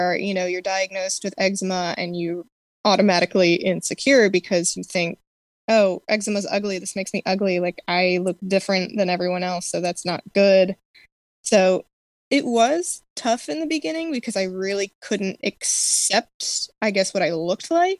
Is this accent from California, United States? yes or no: no; Maryland, United States; I am from Maryland